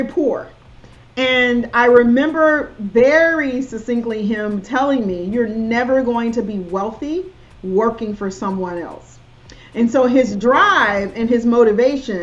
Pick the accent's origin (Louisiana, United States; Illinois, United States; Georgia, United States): Georgia, United States; South; accent: Southern; I'm from South Georgia, so it's my Southern accent. I have a Southern accent, and I'm okay with it.